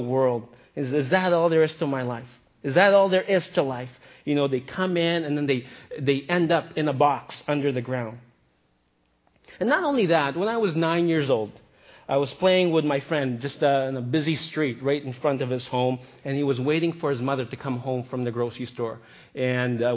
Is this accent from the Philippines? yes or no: yes; Philippines; moved away; I grew up in the Philippines, and I spent a lot of time with my grandmother